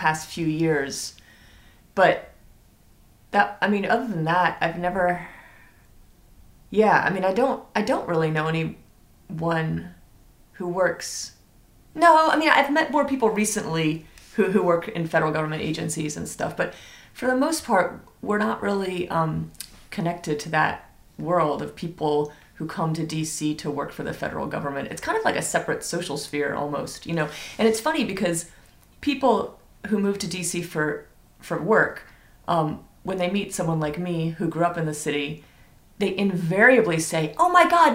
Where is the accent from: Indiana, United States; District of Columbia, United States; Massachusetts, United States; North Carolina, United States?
District of Columbia, United States; Washington; I was born and raised here.